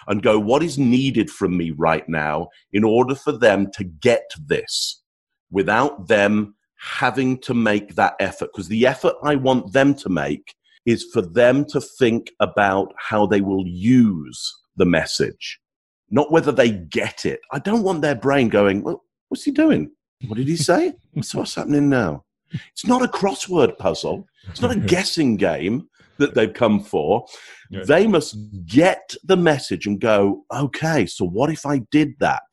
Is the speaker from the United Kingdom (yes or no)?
yes; England, United Kingdom; first language English; being English, there's only one language that I speak.